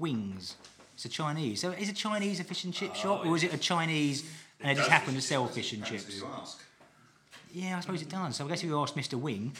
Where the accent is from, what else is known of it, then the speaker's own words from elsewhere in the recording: East of England, United Kingdom; I'm from Essex.